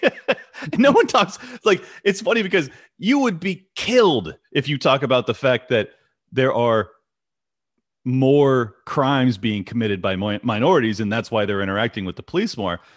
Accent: United States; as an American

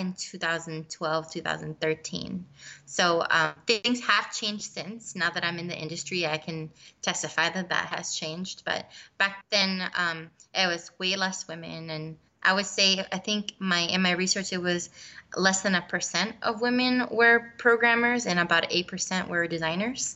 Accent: Puerto Rico; I'm from Puerto Rico. I was born and raised there.

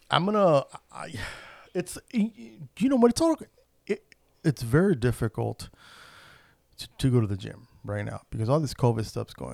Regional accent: El Salvador; Um, I'm Central American, so we eat a lot of pupusas.

